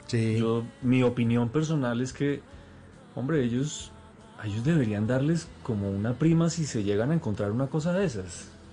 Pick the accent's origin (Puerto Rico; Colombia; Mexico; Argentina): Colombia; como colombianos